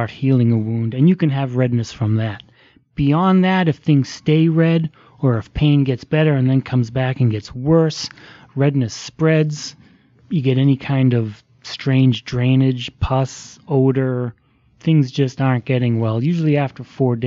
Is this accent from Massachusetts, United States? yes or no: yes; Boston, Massachusetts, United States; moved away; I'm from the Boston area, grew up in the suburbs